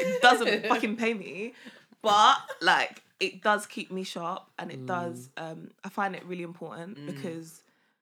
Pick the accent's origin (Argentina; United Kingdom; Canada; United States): United Kingdom; London; I'm from Hackney.